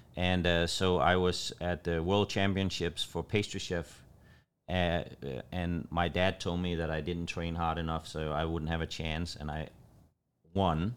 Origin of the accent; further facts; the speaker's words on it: Copenhagen, Capital Region of Denmark, Denmark; moved away as an adult; also born or lived in Los Angeles, California / Southern Illinois; now in United States; I moved from Copenhagen, Denmark to California, and I, I lived in Los Angeles